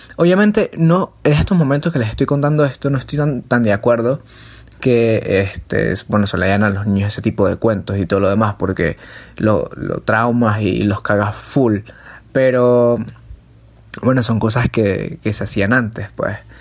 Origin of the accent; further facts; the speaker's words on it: Venezuela; cuando yo iba de viaje a casa de mis abuelos, ellos me hablaban este, acerca de una que es muy famosa aquí en Venezuela